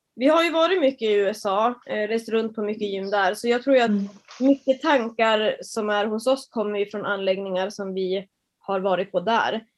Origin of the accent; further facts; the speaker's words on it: Norrland, Sweden; also born or lived in Västerås / Marbella; Jag är en tjej från Norrland